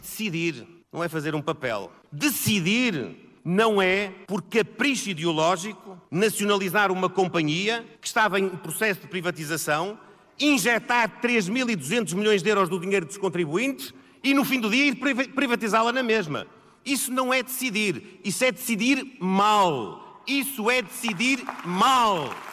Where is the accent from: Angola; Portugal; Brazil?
Portugal; Santa Maria da Feira, Aveiro District; estar em casa e sentir a proximidade o calor da minha gente, da minha terra, daqueles que me viram crescer